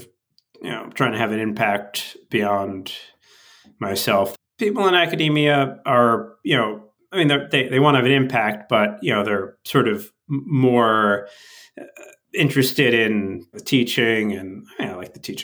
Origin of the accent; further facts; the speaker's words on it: northern Westchester, outside New York City, United States; I grew up outside of New York City, up in northern Westchester